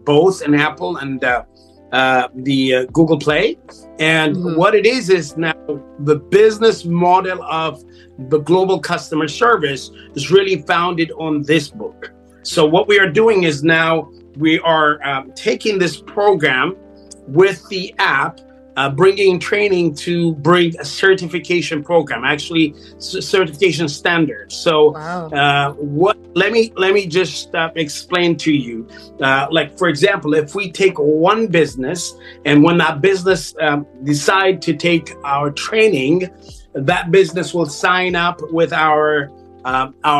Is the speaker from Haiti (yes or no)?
no; Ethiopia; now in United States; I was born in Ethiopia. I came about 35 years ago to the U.S. and became migrated here 35 years